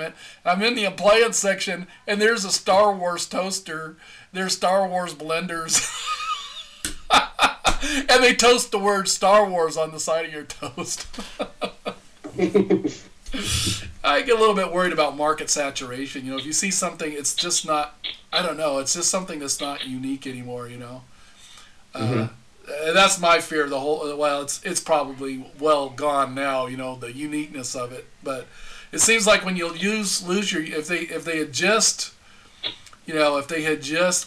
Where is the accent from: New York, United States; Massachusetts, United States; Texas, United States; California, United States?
Texas, United States; El Paso; moved away; also born or lived in Florida; I grew up in El Paso, Texas, where we had nothing but desert.